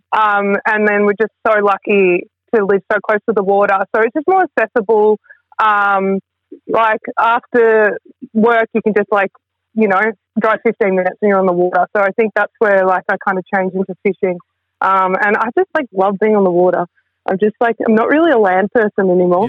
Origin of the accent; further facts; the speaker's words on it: Melbourne, Victoria, Australia; also born or lived in Mansfield / Seymour / Geelong; I grew up in Melbourne, in the city, like in Hawthorn